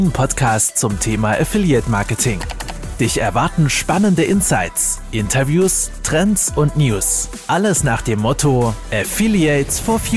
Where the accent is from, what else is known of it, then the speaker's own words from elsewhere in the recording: Berlin, Germany; born there; also bin, bin gebürtiger Berliner und eigentlich Banker.